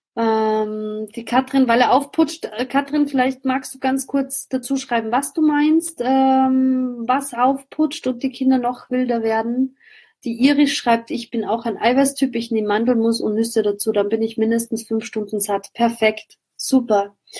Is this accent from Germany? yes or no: no; Austria; bei uns in Österreich